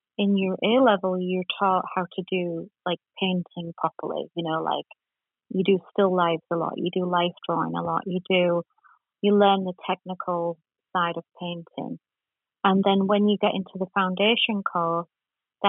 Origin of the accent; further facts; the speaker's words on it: Yorkshire and the Humber, United Kingdom; now in Orange County, United States; I'm originally from England, Yorkshire